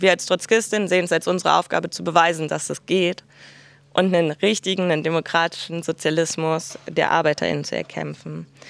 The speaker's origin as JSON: {"language": "German", "region": "Berlin", "country": "Germany", "said": "Ich komme aus Berlin"}